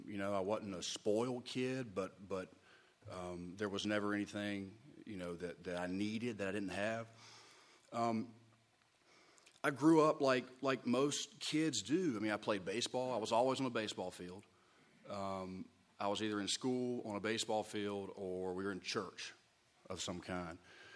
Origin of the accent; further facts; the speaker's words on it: Charleston, South Carolina, United States; born there; also born or lived in San Antonio, Texas; I was born in Charleston, South Carolina, 1982, 37 years old.